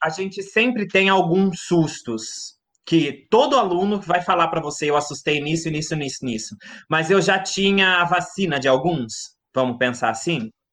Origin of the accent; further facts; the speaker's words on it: Mogi Guaçu, São Paulo, Brazil; also born or lived in Rio Claro; sou natural de Mogi Guaçu, uma cidade do interior pertinho de Rio Claro